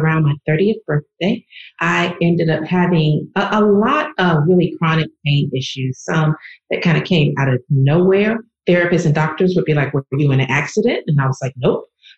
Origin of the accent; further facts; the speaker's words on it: the South, United States; I am a African-American woman born and raised in the South